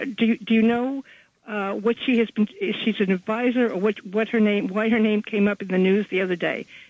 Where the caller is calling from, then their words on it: Manhattan, New York, United States; Oh, hi. Yes, it's … from Manhattan.